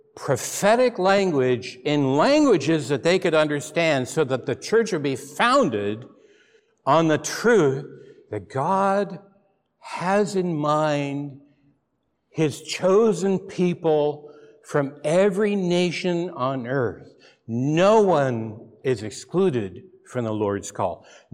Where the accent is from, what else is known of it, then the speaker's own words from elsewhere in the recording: McMinnville, Oregon, United States; but I've admitted I'm from McMinnville, okay? And you're saying, yeah, a big wine place. It was not a wine place. We knew no wine when I was there. It was mud and dirt. I grew up on a dirt road in town.